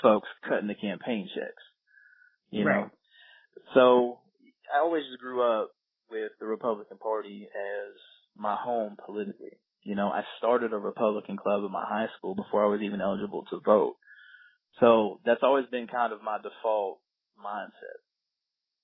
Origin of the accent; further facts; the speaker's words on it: Virginia Beach, Virginia, United States; moved away; also born or lived in North Carolina; I grew up in Virginia Beach